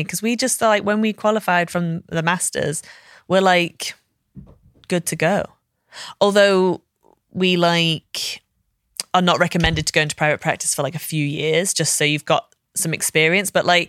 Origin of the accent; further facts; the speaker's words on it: Liverpool, North West England, United Kingdom; Like, I can say I'm actually from Liverpool. I don't sound like it, but I am from here.